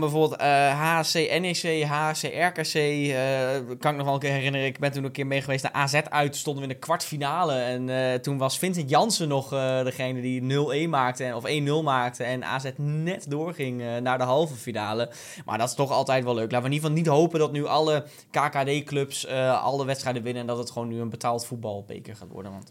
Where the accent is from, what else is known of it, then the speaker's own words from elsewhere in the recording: Hardenberg, Overijssel, Netherlands; also born or lived in Zwolle; Ik ben geboren in Hardenberg